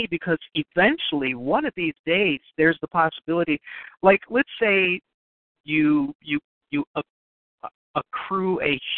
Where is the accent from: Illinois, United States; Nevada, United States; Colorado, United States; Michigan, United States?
Illinois, United States; Chicago; also born or lived in Green Bay, Wisconsin; You know, I grew up in Chicago, and then I went to undergrad in Green Bay, Wisconsin, and and that was like quite the culture shock for me.